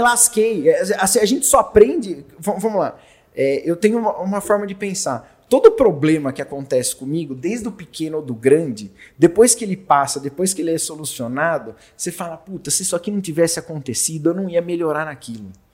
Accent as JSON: {"language": "Portuguese", "town": "Jundiaí", "region": "São Paulo", "country": "Brazil", "tie": "born or raised there", "said": "Sou de classe média baixa, nascido e criado lá em Jundiaí"}